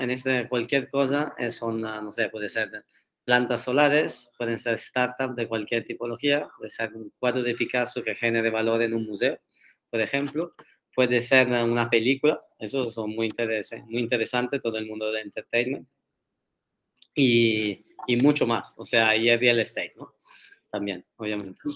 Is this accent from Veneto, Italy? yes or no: no; Turin, Piedmont, Italy; Spanish is a second language; moved away as an adult; now in Barcelona, Spain; me mudé aquí a Barcelona hace seis años casi, o sea, después de los primeros tres años de universidad en Turín